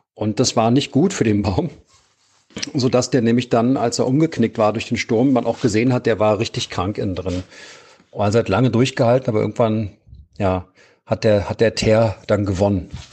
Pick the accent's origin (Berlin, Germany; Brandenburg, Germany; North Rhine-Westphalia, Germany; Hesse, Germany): Berlin, Germany; ich bin aus Berlin und wohne hier am Bundesplatz